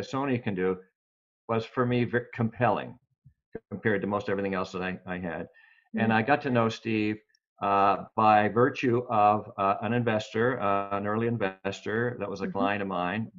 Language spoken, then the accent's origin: English; Canada; I'm from Canada.